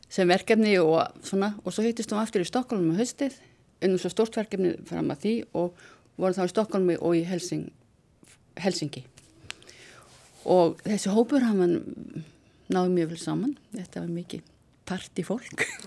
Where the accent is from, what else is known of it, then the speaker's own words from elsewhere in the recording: Vestmannaeyjar, Southern Region, Iceland; ég fættu upp alveg í Vestmannum